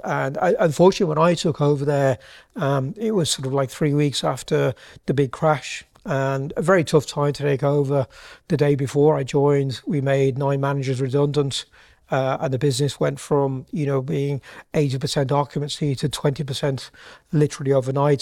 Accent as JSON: {"language": "English", "town": "Birmingham", "region": "West Midlands", "country": "United Kingdom", "moved": "as an adult", "lives_now": "Ireland", "said": "I'm actually from Birmingham originally"}